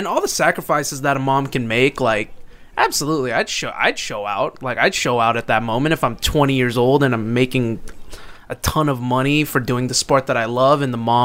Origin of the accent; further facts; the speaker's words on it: Houston, Texas, United States; I'm from Houston